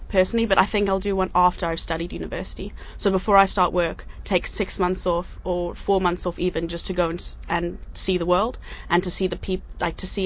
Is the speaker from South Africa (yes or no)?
yes; South Africa; now in United Arab Emirates; I came from South Africa, so I, I know a lot about poverty